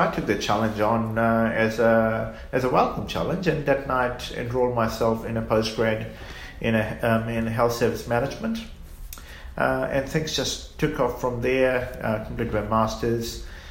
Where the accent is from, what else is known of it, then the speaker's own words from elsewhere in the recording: Fiji; moved away as an adult; also born or lived in New Zealand; now in Australia; I grew up in Fiji